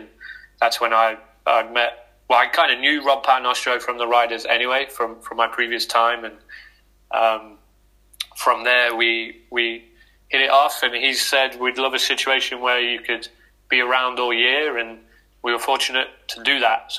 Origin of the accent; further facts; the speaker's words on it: Loughborough, East Midlands, United Kingdom; I'm originally from Loughborough. So, born and raised here.